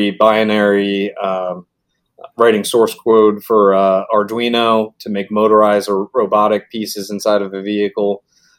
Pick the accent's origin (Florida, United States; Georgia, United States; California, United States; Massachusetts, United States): Florida, United States; Bonita Springs; also born or lived in Rhode Island / Orlando, Florida / Arizona; We moved to Bonita in 92